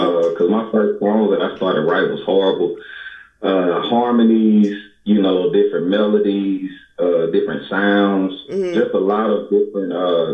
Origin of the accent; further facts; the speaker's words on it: Phenix City, Alabama, United States; also born or lived in New York / California / Boise, Idaho; I'm from Phoenix City, Alabama, small town.